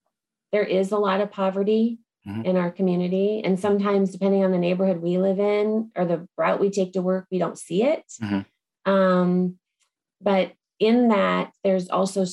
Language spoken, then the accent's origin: English; Phoenix, Arizona, United States; also born or lived in Los Angeles; I am a native. I grew up here